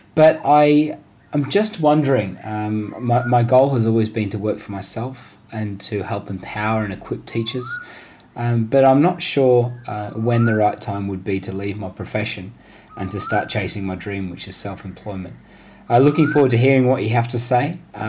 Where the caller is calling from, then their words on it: Sydney, New South Wales, Australia; I am from Sydney, Australia.